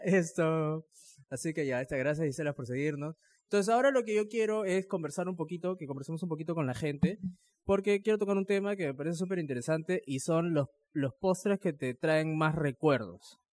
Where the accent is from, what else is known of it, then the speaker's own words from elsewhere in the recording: Chimbote, Ancash, Peru; cuando era chiquito, cuando estábamos en Chimbote, íbamos a la playa